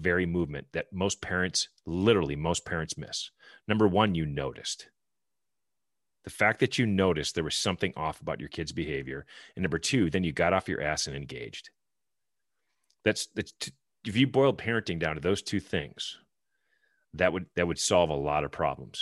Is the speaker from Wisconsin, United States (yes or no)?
yes; Milwaukee, Wisconsin, United States; I was raised in Milwaukee